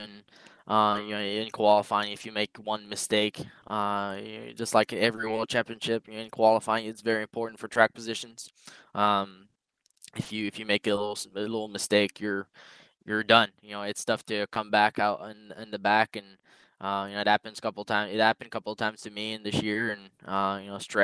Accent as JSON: {"language": "English", "country": "Canada", "said": "as a Canadian"}